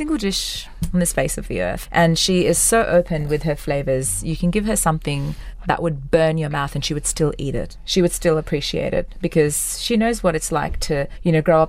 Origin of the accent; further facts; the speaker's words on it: Australia; Like, being Australian, being raised in Australia, I mean, I can see how much they love India.